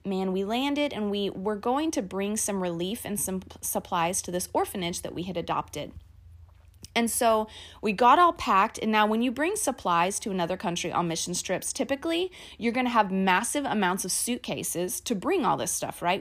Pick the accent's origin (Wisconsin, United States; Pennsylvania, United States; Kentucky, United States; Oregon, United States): Kentucky, United States; I grew up in Kentucky in a small town